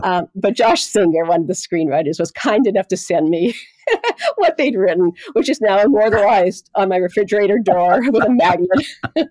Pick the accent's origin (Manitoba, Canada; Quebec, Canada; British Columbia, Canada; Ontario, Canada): Manitoba, Canada; Winnipeg; moved away as an adult; now in Boston, United States; I grew up in Winnipeg, Canada, in the north side of Winnipeg, uh, the North End